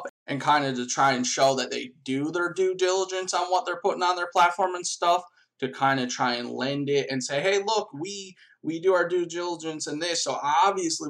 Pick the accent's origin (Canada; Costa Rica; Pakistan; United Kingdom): Canada; I'm Canadian